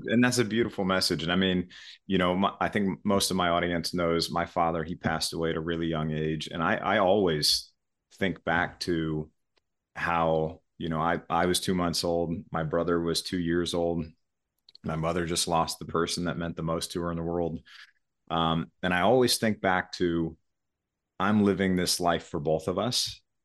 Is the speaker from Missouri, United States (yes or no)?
yes; Missouri, United States; I listened to about ninety-five percent country music as I was growing up in Missouri.